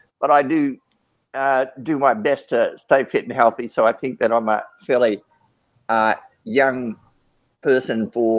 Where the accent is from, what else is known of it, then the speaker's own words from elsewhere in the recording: Australia; also born or lived in Sydney / New Guinea / Darwin; So I'm an Australian. I grew up on the move. My dad was the chief petty officer in the Australian Navy. I was born in Sydney, but we went up to New Guinea for 3 years while I was a young child, then back to Darwin, North Australia